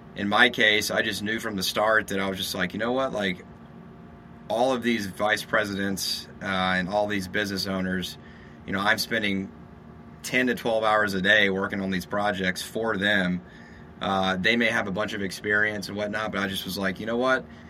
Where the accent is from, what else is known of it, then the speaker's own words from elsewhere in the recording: Shreveport, Louisiana, United States; moved away as an adult; also born or lived in San Diego, California / Texas; now in Austin, United States; I'm from Louisiana, Shreveport, Louisiana